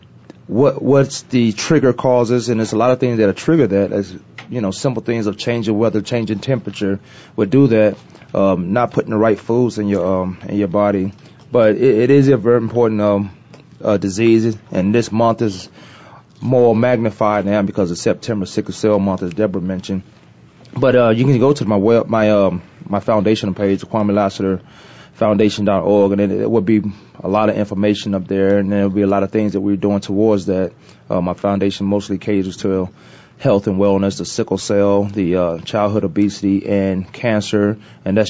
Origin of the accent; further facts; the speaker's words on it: Newport News, Virginia, United States; now in Arizona, United States; I'm from Virginia